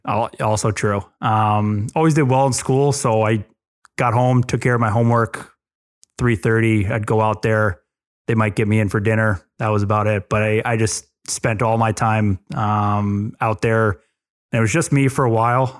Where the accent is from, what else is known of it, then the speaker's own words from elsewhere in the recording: New Jersey, United States; also born or lived in Long Island, New York; grew up here, here in Jersey. I was born on Long Island. Um, moved to Jersey when I was two or three years old. Uh, grew up on a farm in North Jersey